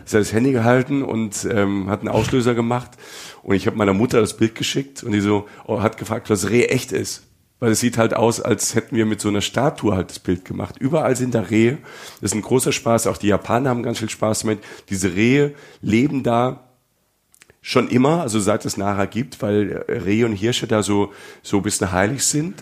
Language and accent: German; Germany; bei uns in Deutschland